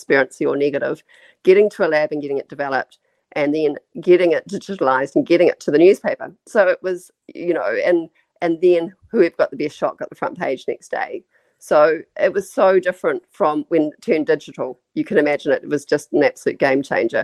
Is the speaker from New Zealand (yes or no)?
yes; New Zealand; as a Kiwi